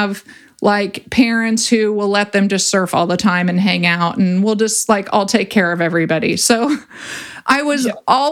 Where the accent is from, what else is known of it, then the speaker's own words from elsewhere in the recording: Ventura, California, United States; I grew up in Ventura and I grew up surfing